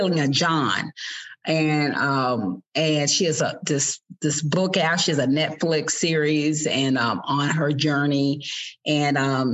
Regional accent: Lexington, Kentucky, United States; my origin story is at 1081 New Circle Road, Lexington, Kentucky, lot 72. I grew up in a trailer park

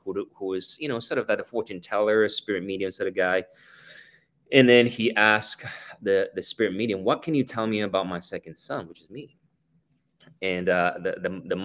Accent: Singapore; moved away; I was born and raised in Singapore

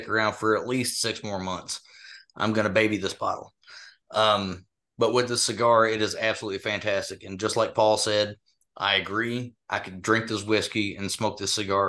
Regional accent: Western Kentucky, United States; moved away; I'm originally from Western Kentucky

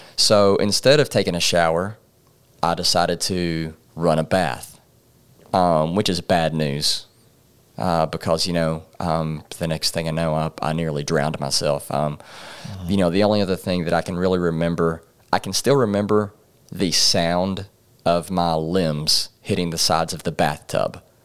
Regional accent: Paragould, Arkansas, United States; also born or lived in Jonesboro, Arkansas; raised in Paragold, Arkansas.

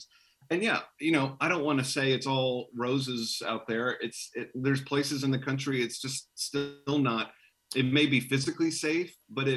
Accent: Richmond, Virginia, United States; I grew up in Richmond, Virginia

